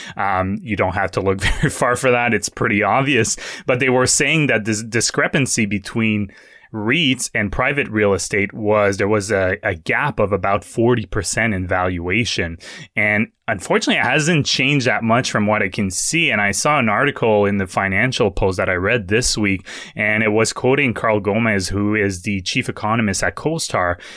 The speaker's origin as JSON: {"language": "English", "region": "Quebec", "country": "Canada", "tie": "born or raised there", "moved": "as an adult", "said": "I grew up in Quebec for most of my life, so up until I was twenty-two"}